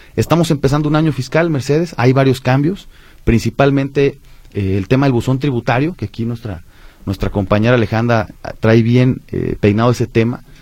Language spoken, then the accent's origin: Spanish; Mexico; como mexicanos